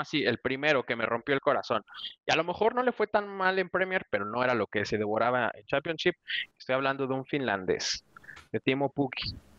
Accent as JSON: {"language": "Spanish", "country": "Mexico", "said": "como mexicano"}